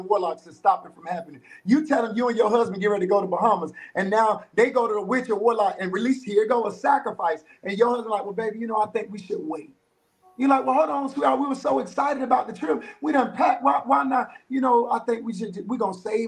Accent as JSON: {"language": "English", "region": "South Florida", "country": "United States", "moved": "as an adult", "lives_now": "Texas, United States", "said": "I'm originally from South Florida"}